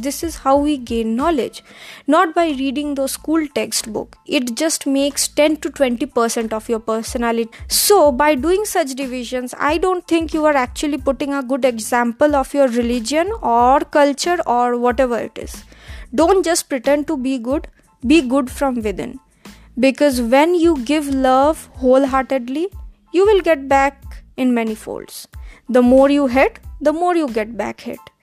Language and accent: English; India; Being Indian in origin